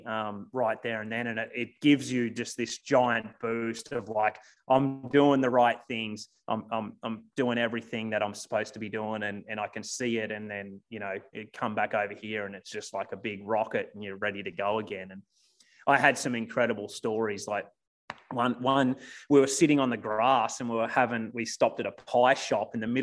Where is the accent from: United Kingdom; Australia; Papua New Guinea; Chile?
Australia; moved away as an adult; now in United States; I was 26, 27 years. I lived in Australia. I'd never left the country